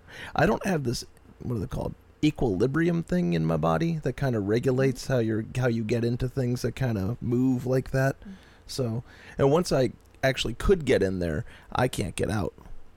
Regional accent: United States; I'm an American.

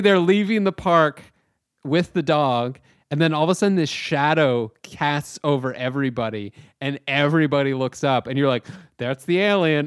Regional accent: Chatham, Ontario, Canada; I was back home in my hometown of Chatham, Ontario.

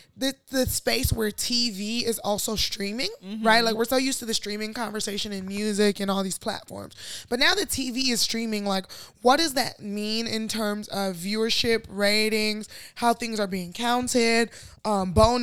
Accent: Chicago, Illinois, United States; as a Chicagoan

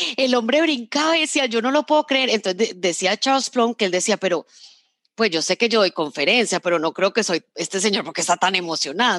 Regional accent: Medellín, Antioquia, Colombia; yo crecí en Medellín

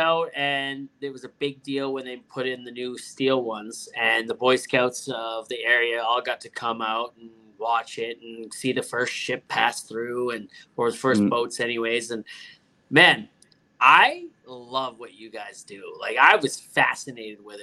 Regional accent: Hamilton, Ontario, Canada; Hamilton, my hometown.

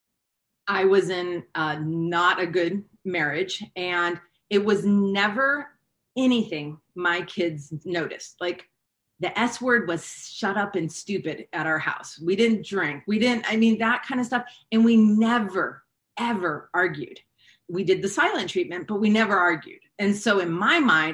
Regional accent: Hawaii, United States; moved away; also born or lived in California; I grew up in Hawaii

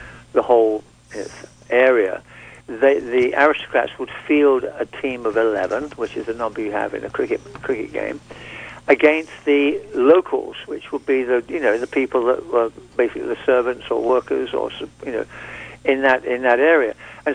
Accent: Surrey, South East England, United Kingdom; where I grew up in England, in Surrey, on the Kent-Surrey border, just south of England, south of London

